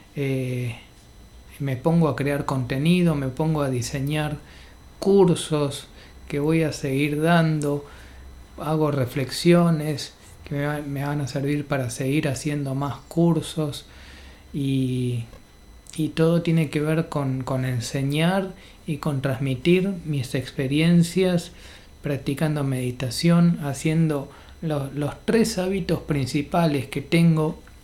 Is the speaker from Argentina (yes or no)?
yes; Argentina; nací en Argentina